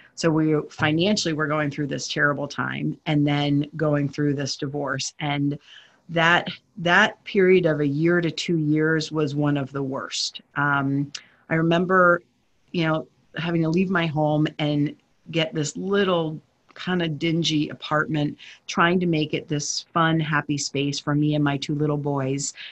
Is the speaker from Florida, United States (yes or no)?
no; New Jersey, United States; I grew up in New Jersey